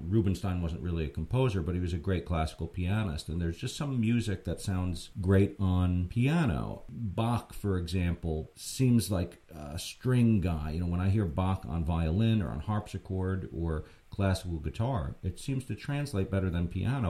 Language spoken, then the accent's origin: English; Red Hook, New York, United States; I grew up in Red Hook myself, and it's a nice little town